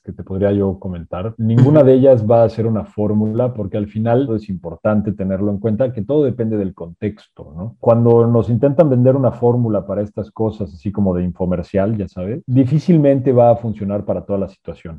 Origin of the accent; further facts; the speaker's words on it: Mexico; mi conocimiento como mexicano